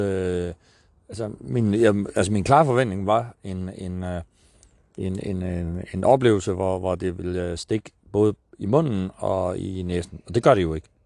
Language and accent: Danish; Vestegnen, Capital Region of Denmark, Denmark; also born or lived in North Jutland; jeg er vokset op på Vestegnen